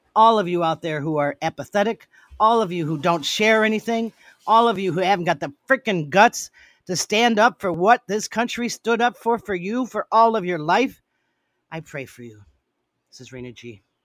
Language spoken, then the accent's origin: English; United States; I am an American